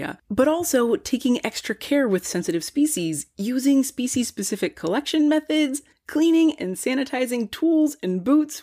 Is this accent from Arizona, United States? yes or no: no; near Monticello Dam, Napa, California, United States; I grew up near Monticello Dam? Well, when I was 7, my family moved to my great-grandpa's property on Monticello Road